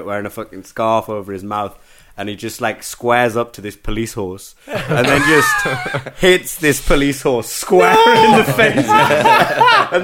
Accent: Newcastle upon Tyne, North East England, United Kingdom; accent: Geordie; I'm from Newcastle

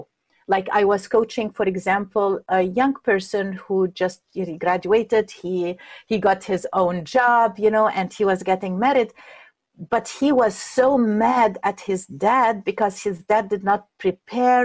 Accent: Egypt; moved away; I'm coming from Egypt

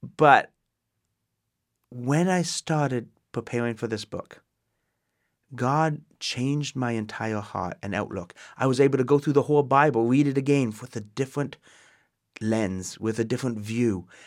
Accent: Waterdown, Ontario, Canada; moved away as an adult; now in United States; I'm born in Canada, born and raised. I am Canadian, um, in Waterdown, Ontario, Canada

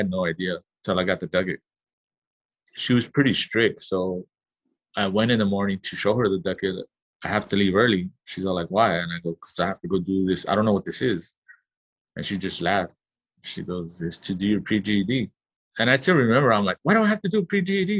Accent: Los Angeles, California, United States; I grew up in South Central

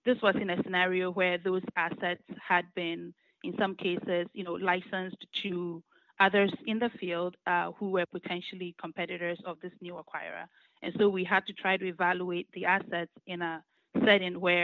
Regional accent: Ghana; moved away as an adult; now in United States; I was born and raised in Ghana, and I came to the U.S. To attend college

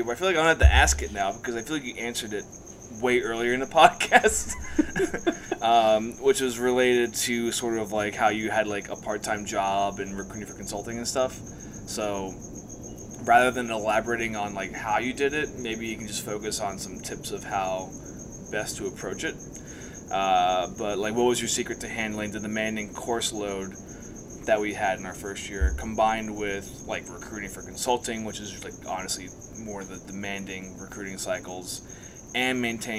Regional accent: New Jersey, United States; I'm from New Jersey, yeah. So it's like, that was my hometown team.

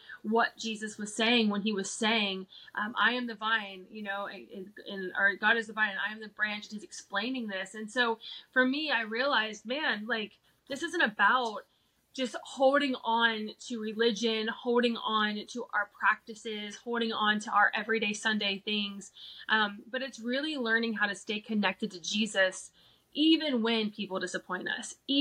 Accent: Cincinnati, Ohio, United States; also born or lived in Colorado; now in Kentucky, United States; what I grew up in here in the Bible Belt, in that Cincinnati, Southern Ohio, Kentucky area.

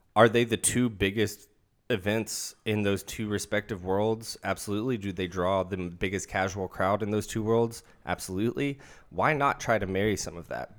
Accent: Central Kentucky, United States; moved away; I'm from Central Kentucky, not from fucking Louisville.

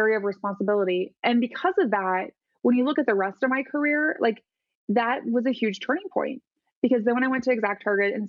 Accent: Midwest, United States; I grew up in the Midwest

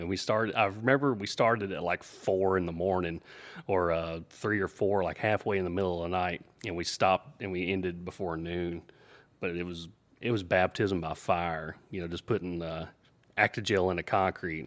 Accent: the South, United States; He knew I was from the South. I grew up in the country, uh, grew up on a farm

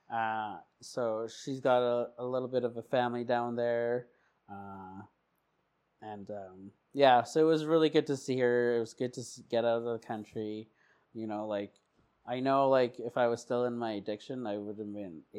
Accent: Portland, Oregon, United States; Okay, I was born in Portland.

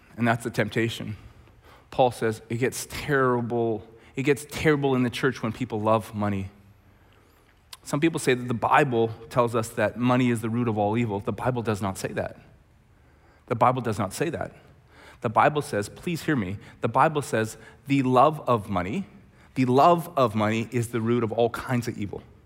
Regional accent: Red Deer, Alberta, Canada; also born or lived in Langley; we're both from Red Deer

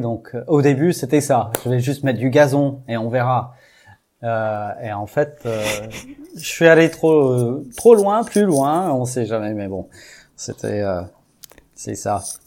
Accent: Houston, Texas, United States; French is a second language; moved away as an adult; now in Brittany, France; j'ai grandi au Texas, à Houston. Donc, en fait, ça, fait que sept ans que je suis en Bretagne

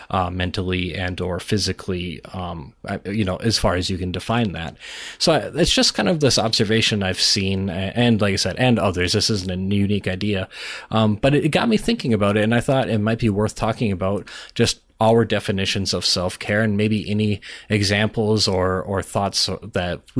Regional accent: Minnesota, United States; Well, I'm Minnesotan

